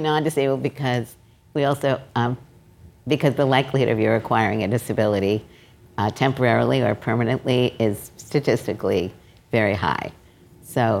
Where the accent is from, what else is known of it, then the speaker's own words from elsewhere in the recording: New York City, New York, United States; I grew up in Brooklyn